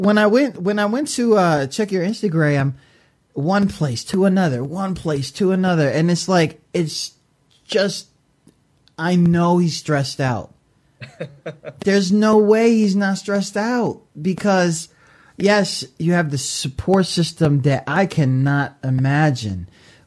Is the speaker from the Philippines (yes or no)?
yes; Philippines; I'm eating goat, and I'm going, and I'm Filipino.